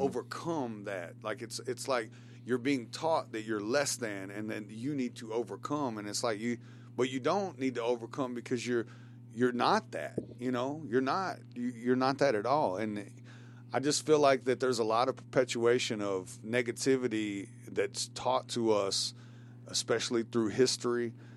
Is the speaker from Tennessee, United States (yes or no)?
yes; Shelbyville, Tennessee, United States; I'm from Shelbyville, Bedford County